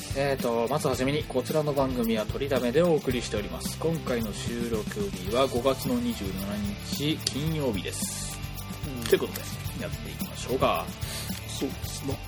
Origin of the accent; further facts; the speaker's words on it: Toyama, Japan; accent: Toyama dialect; 俺らってさ、その、富山弁というか、富山のその、イントネーションでもろ喋ってるわけじゃん。